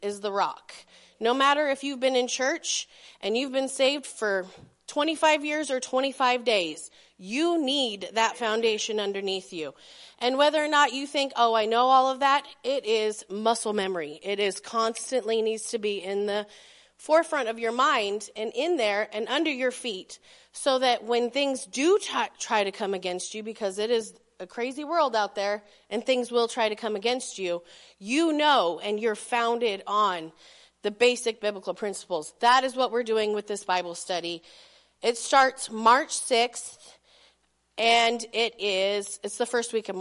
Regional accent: Belden, Nebraska, United States; I grew up in Belden

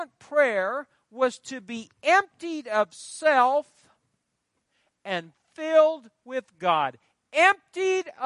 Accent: Fairbury, Nebraska, United States; born or raised there; moved away

